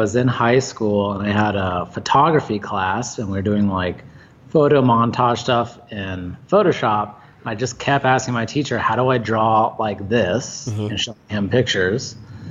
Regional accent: Boulder, Colorado, United States; I was born and raised in Boulder, Colorado, which is where we're at still today.

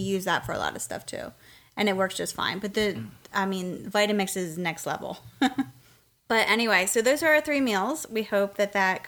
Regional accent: Pennsylvania, United States; moved away as an adult; now in Southern United States; we're originally from Pennsylvania

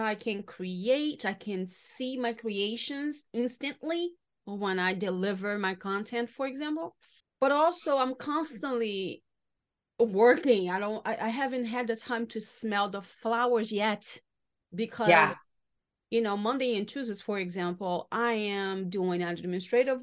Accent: Salvador, Bahia, Brazil; now in United States; my hometown, Salvador Bahia in Brazil

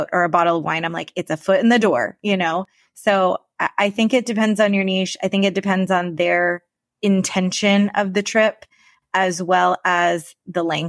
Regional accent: Florida, United States; we're both from Florida

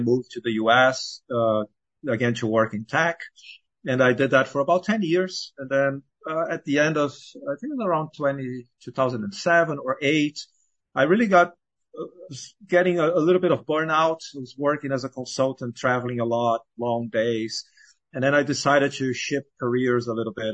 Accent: Brazil; moved away as an adult; now in United States; I was born and raised in Brazil

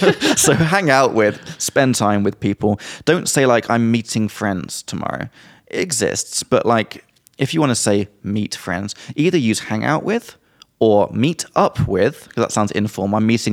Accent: South West England, United Kingdom; Well, I'm from Somerset and I got these long R's.

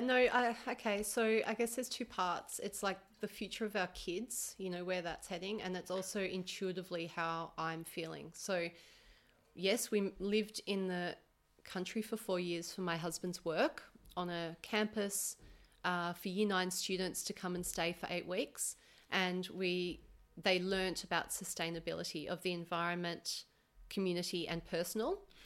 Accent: Melbourne, Victoria, Australia; I'm from Melbourne.

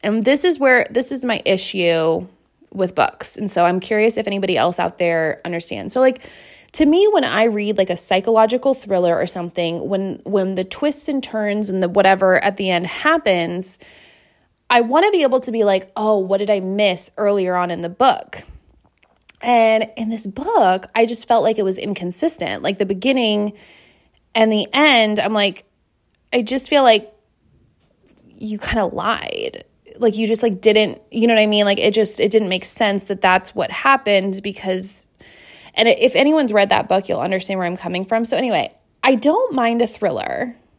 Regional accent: between Seattle and Tacoma, Washington, United States; moved away; I grew up in Washington, like near Seattle, okay? Like halfway between Seattle and Tacoma

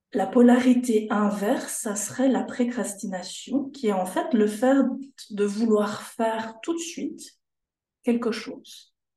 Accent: Jura, Switzerland; moved away as an adult; also born or lived in Canton of Fribourg; now in Fribourg, Switzerland; J'ai toujours vécu en fait en Suisse. Je viens du canton du Jura, la frontière de la France.

